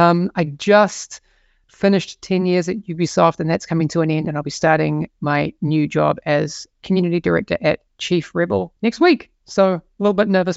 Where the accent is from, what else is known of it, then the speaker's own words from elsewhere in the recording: New Zealand; moved away as an adult; now in Sweden; I am from New Zealand. I left there in 2011 and I've been working in the games industry ever since.